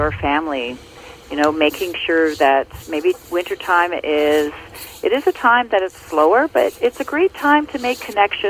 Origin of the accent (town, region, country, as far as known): Ontario, Canada; born or raised there